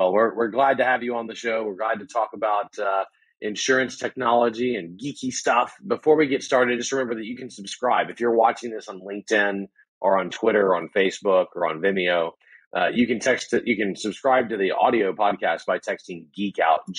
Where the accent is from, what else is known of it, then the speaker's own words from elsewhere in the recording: South Louisiana, United States; now in College Station, United States; I am from South Louisiana, so I do come home to the mothership.